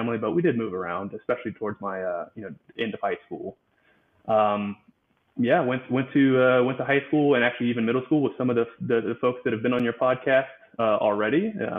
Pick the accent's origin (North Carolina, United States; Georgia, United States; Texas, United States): North Carolina, United States; Charlotte; So I'm from Charlotte, North Carolina. I spent, I guess at this point, I still have spent most of my life there.